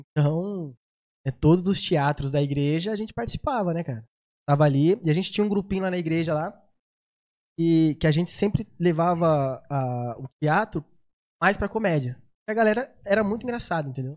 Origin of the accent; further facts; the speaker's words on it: São José dos Campos, São Paulo, Brazil; also born or lived in Uberlândia; E vim pra cá pequeno